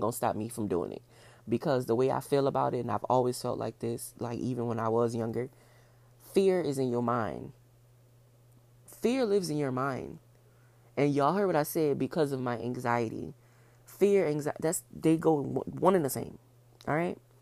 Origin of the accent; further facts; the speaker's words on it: New Orleans, Louisiana, United States; I'm from New Orleans